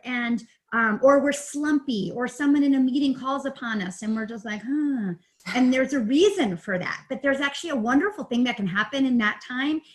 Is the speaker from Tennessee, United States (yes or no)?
no; New York, United States; moved away as an adult; also born or lived in Pennsylvania; now in Denver area, Colorado, United States; I am actually originally from New York. And so East Coast girl and went to school upstate New York